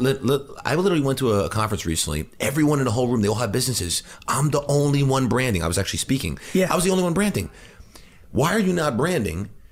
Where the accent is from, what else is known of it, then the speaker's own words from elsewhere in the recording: New Hyde Park, New York, United States; I grew up in New Hyde Park in, on Long Island.